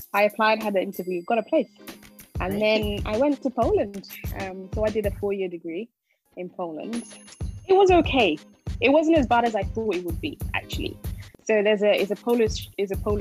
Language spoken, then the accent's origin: English; Ghana; now in United Kingdom; I grew up in Ghana, and then we moved here